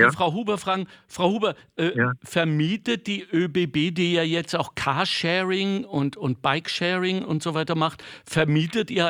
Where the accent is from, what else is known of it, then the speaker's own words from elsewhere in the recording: North Rhine-Westphalia, Germany; ich bin ja kein Skifahrer, ich komme aus dem Ruhrgebiet